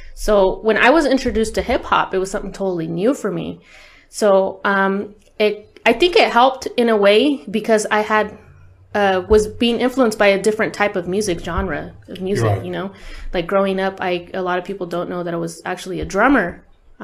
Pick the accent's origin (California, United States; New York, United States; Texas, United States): California, United States; Bakersfield; I was born in Bakersfield, California. Uh-huh. So County of Kern. And I was born in the east side of Bakersfield. So I was in the very grimy part, I guess they call it Tweaker Central